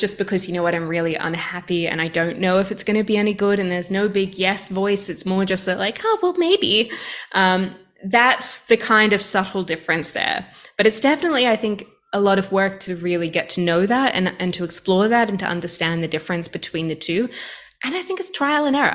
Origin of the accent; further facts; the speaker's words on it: Australia; I, I think as an Australian, in some ways, uh, Canada is a little bit like a cold Australia